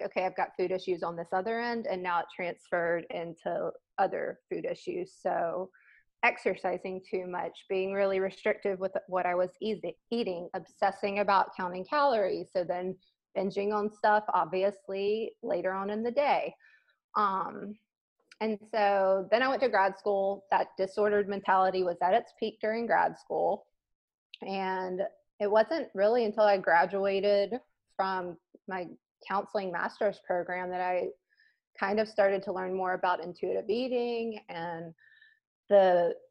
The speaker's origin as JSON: {"language": "English", "region": "South Mississippi", "country": "United States", "tie": "born or raised there", "said": "growing up in South Mississippi, very close to New Orleans"}